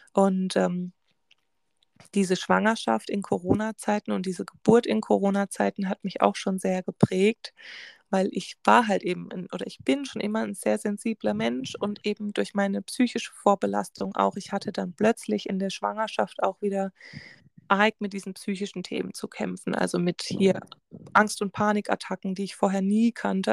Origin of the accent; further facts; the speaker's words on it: Germany; bei uns in Deutschland